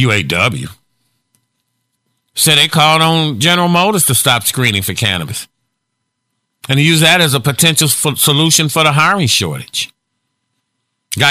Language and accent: English; Gary, Indiana, United States; I'm from Gary.